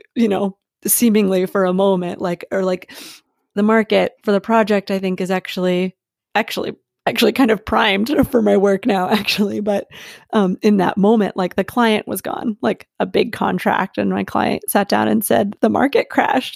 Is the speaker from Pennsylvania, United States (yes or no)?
yes; Philadelphia, Pennsylvania, United States; moved away as an adult; also born or lived in Asheville, North Carolina; I am born and raised in Philadelphia, and I became nomadic about two and a half years ago